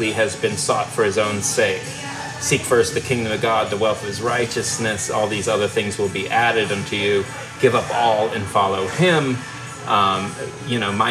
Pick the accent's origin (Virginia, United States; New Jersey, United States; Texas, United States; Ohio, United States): Virginia, United States; Richmond; where I grew up in Richmond, Virginia